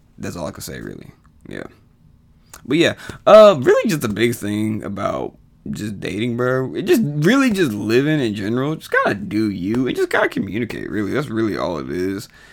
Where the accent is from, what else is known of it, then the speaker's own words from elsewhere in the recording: Texas, United States; also born or lived in College Station, Texas; the twenty plus years I've lived in Texas